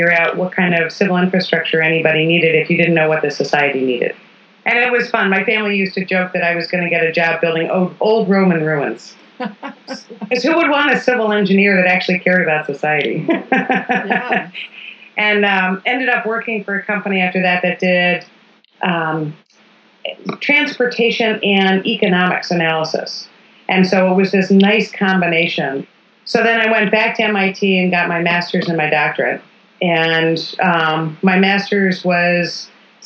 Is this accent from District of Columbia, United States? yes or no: yes; Washington, District of Columbia, United States; I was born in Washington, D.C. in the 1960s